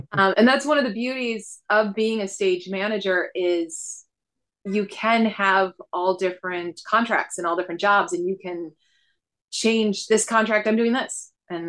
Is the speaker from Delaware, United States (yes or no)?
no; Buffalo, New York, United States; Buffalo, New York.